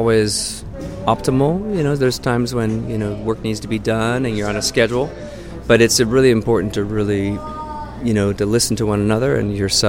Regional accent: Torrance, California, United States; I grew up near Torrance Airport in Southern California

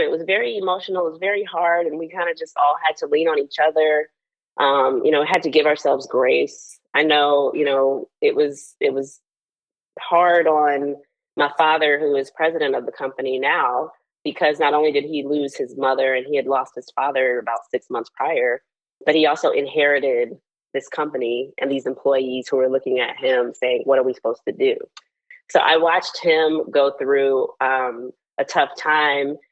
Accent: Charlotte, North Carolina, United States; moved away as an adult; also born or lived in Washington, D.C.; now in Charlotte, United States; I grew up in Charlotte

